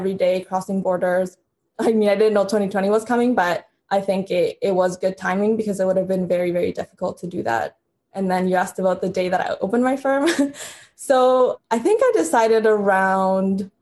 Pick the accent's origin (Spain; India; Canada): Canada; also born or lived in Honduras; I was born in Honduras, moved to Canada when I was in grade 3 or 4, and then moved to a little town called Elmer